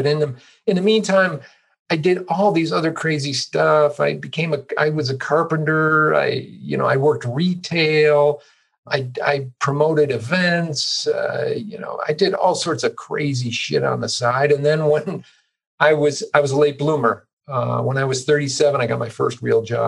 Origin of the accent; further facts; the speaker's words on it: Chicago, Illinois, United States; moved away; also born or lived in East Coast / Boulder, Colorado; I basically grew up in the Chicago suburbs, born on the East Coast, but got dragged here when I was relatively young and grew up in the Chicago suburbs